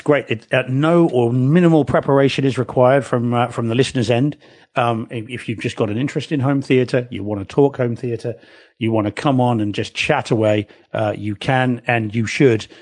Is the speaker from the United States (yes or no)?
no; New Zealand; now in England; I am a New Zealander